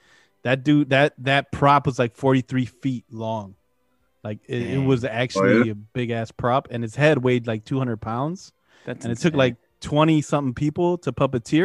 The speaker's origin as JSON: {"language": "English", "region": "Midwest", "country": "United States", "tie": "born or raised there", "said": "growing up in the Midwest when you're a kid and having to walk home in the snow"}